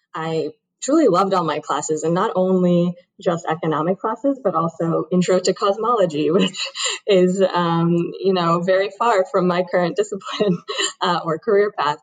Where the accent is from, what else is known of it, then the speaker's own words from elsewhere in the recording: Brookline, Massachusetts, United States; I grew up in Brookline, Massachusetts, which is actually not too far uh, from BU